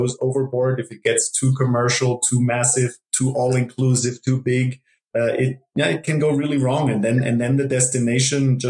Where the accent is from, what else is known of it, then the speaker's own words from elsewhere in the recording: Germany; moved away as an adult; also born or lived in Ithaca, New York; now in Costa Rica; I grew up in Germany